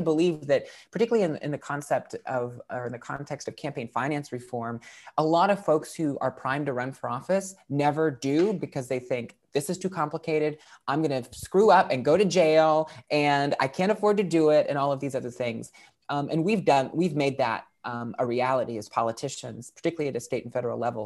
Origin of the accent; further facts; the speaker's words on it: West Virginia, United States; I'm a West Virginian